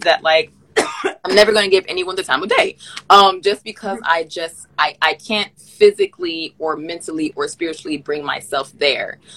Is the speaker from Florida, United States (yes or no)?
yes; Miami, Florida, United States; moved away as an adult; also born or lived in Massachusetts / Canada; growing up in Miami